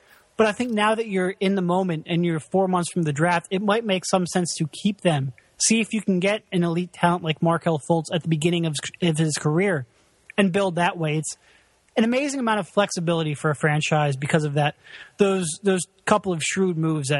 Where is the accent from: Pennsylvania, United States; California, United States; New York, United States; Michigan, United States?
Pennsylvania, United States; Philadelphia; I'm from Philadelphia